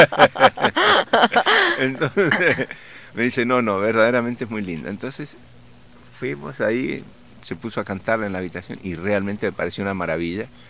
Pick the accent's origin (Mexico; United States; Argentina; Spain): Argentina; accent: Argentine; moved away as an adult; also born or lived in Colombia; hablo como argentino